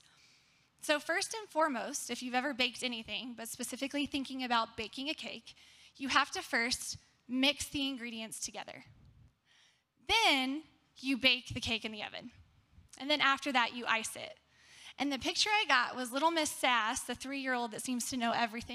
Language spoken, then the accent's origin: English; Texas, United States; I was born and raised in Texas.